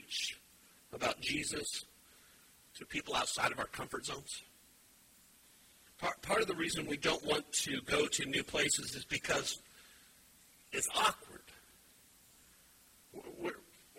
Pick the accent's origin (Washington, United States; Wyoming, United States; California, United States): Wyoming, United States; now in Indiana, United States; I'm originally from Wyoming